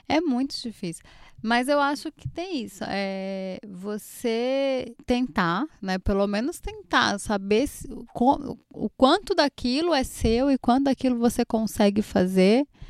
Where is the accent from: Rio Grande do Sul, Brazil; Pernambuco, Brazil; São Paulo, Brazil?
Pernambuco, Brazil; eu, como boa pernambucana